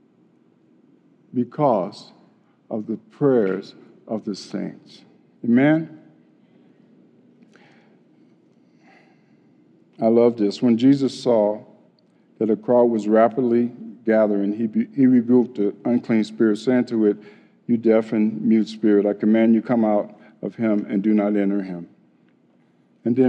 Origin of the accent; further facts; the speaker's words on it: Chicago, Illinois, United States; growing up in Chicago